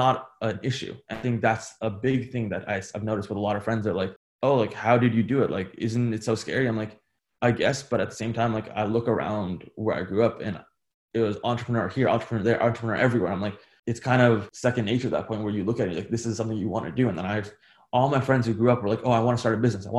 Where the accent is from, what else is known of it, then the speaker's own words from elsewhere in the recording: United States; growing up in America, especially, like my dad came from India